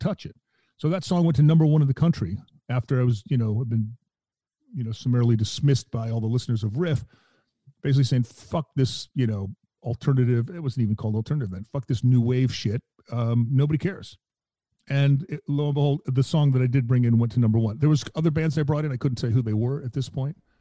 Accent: Milwaukee, Wisconsin, United States; I was born in Milwaukee

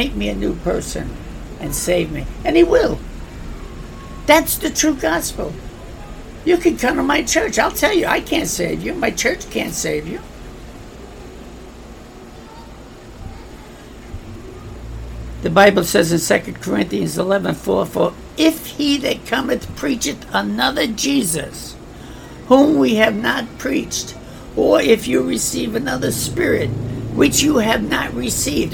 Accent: New York, United States; I come from New York, I understand New York

